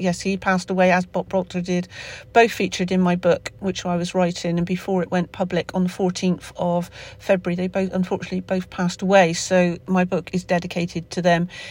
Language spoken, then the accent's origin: English; Somerset, South West England, United Kingdom; accent: Somerset; my Somerset accent